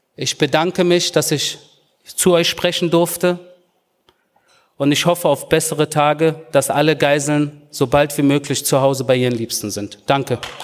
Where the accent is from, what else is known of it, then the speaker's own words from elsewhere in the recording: Berlin, Germany; now in Israel; als Berliner, der hier in Spandau und im Wedding groß geworden ist